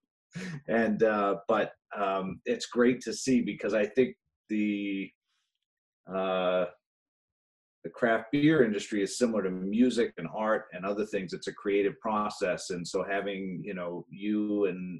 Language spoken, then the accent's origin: English; Bangor, Maine, United States; I was born here in Bangor, and, you know, back in the 80s when I was a teenager